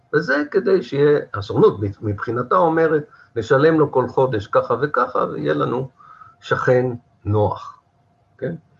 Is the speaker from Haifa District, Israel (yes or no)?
yes; Haifa, Haifa District, Israel; now in Kiryat Tivon, Israel; כחיפאי, כן, אני היום בטבעון, אבל אני במקור חיפאי